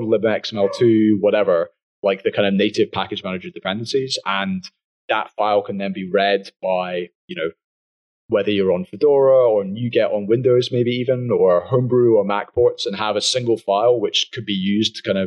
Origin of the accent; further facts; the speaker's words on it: United Kingdom; I'm British